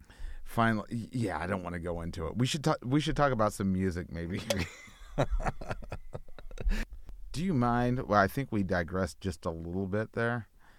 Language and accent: English; Houston, Texas, United States; My hometown.